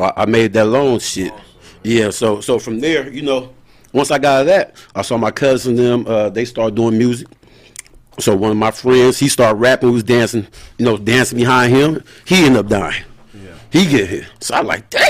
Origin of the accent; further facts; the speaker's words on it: Moreno Valley, California, United States; I'm from Reno Valley, California. But I rep the whole IE